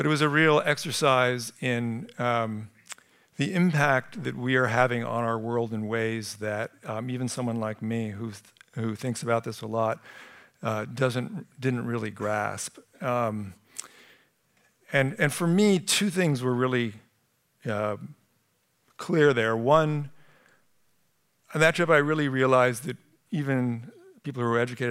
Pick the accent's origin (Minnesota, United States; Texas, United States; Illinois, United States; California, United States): California, United States; Sunnyvale; moved away; I grew up in Sunnyvale, and to be back here